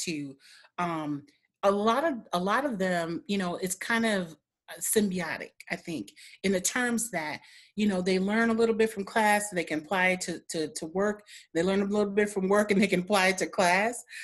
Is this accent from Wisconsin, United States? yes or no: yes; Milwaukee, Wisconsin, United States; also born or lived in Michigan